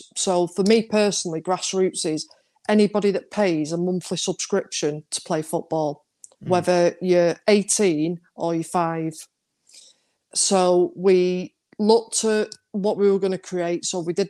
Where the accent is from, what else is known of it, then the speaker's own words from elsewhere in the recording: Stockport, North West England, United Kingdom; So I grew up opposite county. I grew up on Arnold Street.